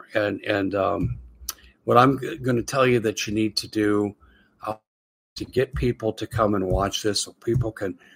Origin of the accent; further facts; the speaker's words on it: United States; I'm an American